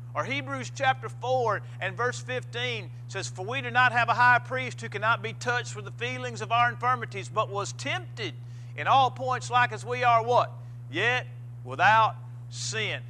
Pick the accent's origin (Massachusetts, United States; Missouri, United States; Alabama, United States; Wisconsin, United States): Missouri, United States; moved away; I was uh, preaching a, a, funeral in Missouri, back in my hometown.